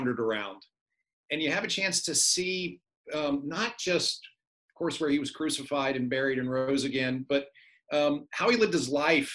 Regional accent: Virginia, United States; also born or lived in Richmond, Virginia / Norfolk, Virginia / Texas / Boston; I was born in Richmond, Virginia, and went through high school finally in Norfolk, Virginia

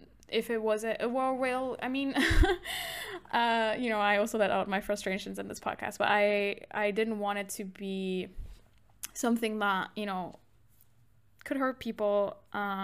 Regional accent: Germany; I'm from Germany and I'm female.

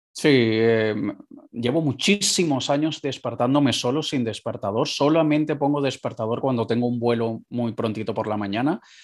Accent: Caracas, Capital District, Venezuela; moved away; yo nací en Caracas, Venezuela, en la segunda ciudad más peligrosa del mundo

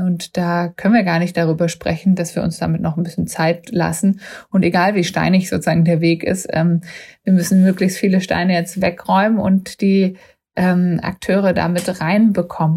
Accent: Germany; waren auch als Deutsche da immer so VorreiterInnen

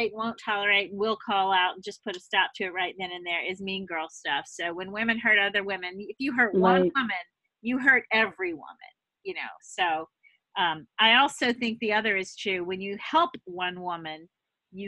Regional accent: the South, United States; now in California, United States; I grew up in the South, and I got my license at age 15

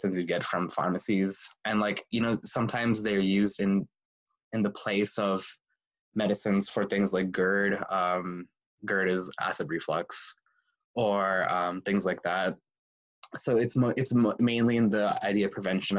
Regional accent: Broomfield, Colorado, United States; also born or lived in Boulder, Colorado / Atlanta, Georgia; I grew up in Colorado, in the Front Range

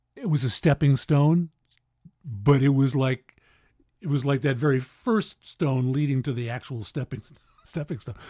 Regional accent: Syracuse, New York, United States; moved away; Syracuse, New York

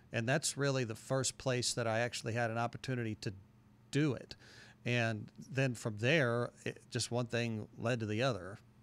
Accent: Carbondale, Illinois, United States; moved away as an adult; also born or lived in Du Quoin, Illinois; now in Murfreesboro, United States; moved to Carbondale in the second grade, and went to Carbondale school second grade through high school.

